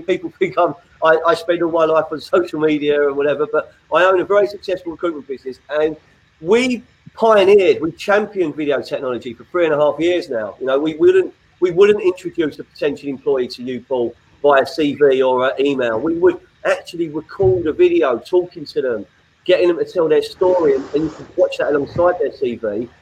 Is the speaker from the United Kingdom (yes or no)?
yes; London, United Kingdom; now in Sussex, United Kingdom; an exiled West Londoner who's down in Sussex